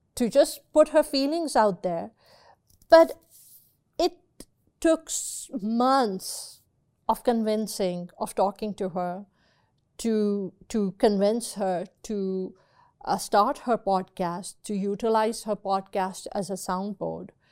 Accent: Pakistan; growing up in Pakistan, when I was a little baby, um, you know, maybe two, three years old

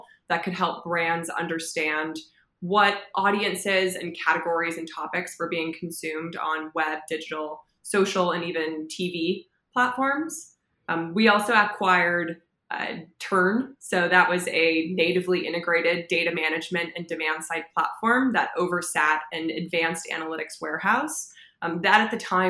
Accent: Los Angeles, California, United States; born and raised in Los Angeles

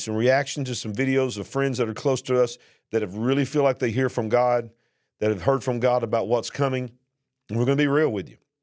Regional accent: the South, United States; accent: Southern; the way you hear me talking, my accent there, I'm not from New York City. And, and the regulations down here in the South was not that bad

